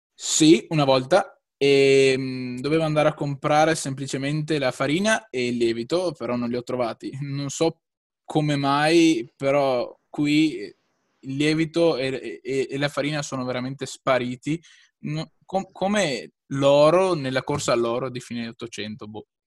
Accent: Lonigo, Veneto, Italy; sono di Lonigo, un piccolo paesino in eh, provincia di Vicenza, in Veneto

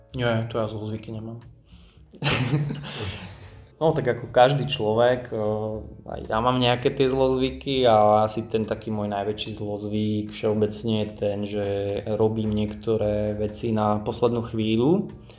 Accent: Giraltovce, Prešov Region, Slovakia; moved away as an adult; also born or lived in Bratislava; now in Moldava nad Bodvou, Slovakia; ja som z Prešovského kraja, z Giraldoviec

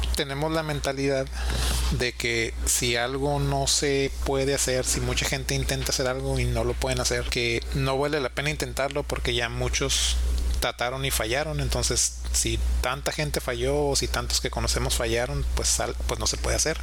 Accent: Mexico; como mexicanos tenemos

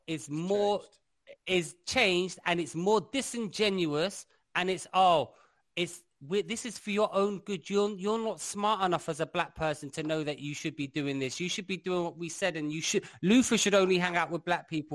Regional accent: London, United Kingdom; I grew up in London

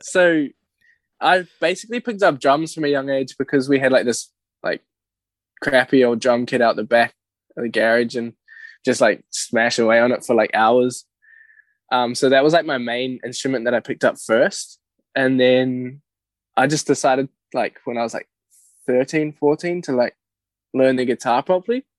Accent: Whangamata, Waikato, New Zealand; moved away; growing up in Whonga

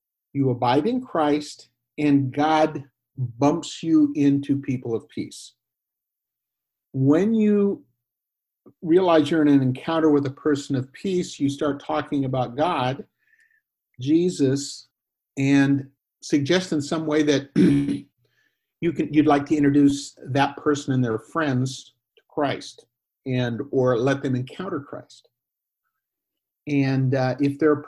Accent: Northwestern United States, Pacific Northwest, United States; first language English; moved away as an adult; also born or lived in Mexico / Guatemala / Spain / Bay Area, California; now in western suburbs of Chicago, United States; I grew up in the Northwestern United States

